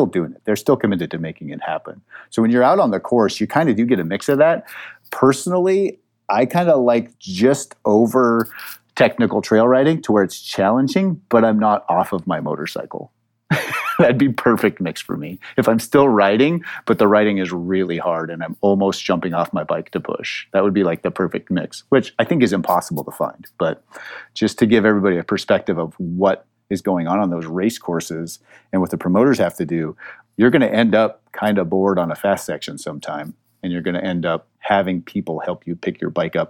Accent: Montana, United States; I am from Montana

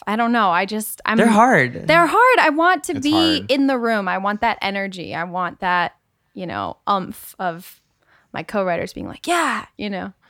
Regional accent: Rhode Island, United States; moved away as an adult; also born or lived in Nashville; now in Los Angeles, United States; No, I'm from Rhode Island originally, born and raised. And then I went to school in Nashville at Belmont. And then I came to LA.

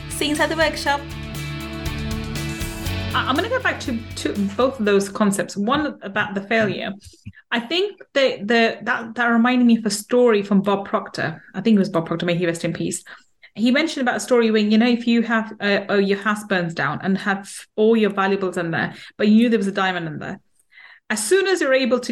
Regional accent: London, United Kingdom; I grew up in East London

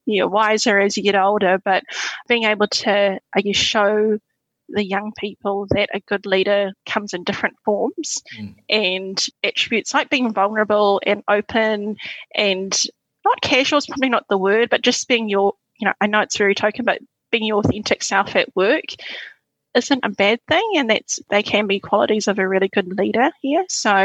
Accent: Suva, Central Division, Fiji; born there; So, yeah, I was born in Suva, Fiji.

